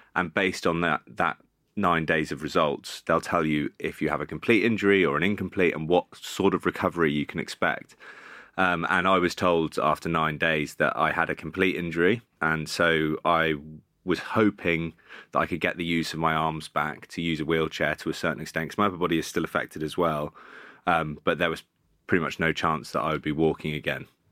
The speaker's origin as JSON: {"language": "English", "town": "Bath", "region": "South West England", "country": "United Kingdom", "tie": "born or raised there", "also_born_or_lived": "Cardiff", "moved": "as an adult", "said": "I started off at Bath, which was my hometown club"}